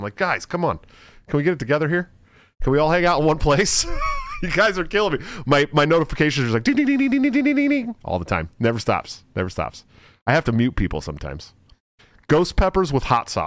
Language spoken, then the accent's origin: English; California, United States; moved away; I'm from California originally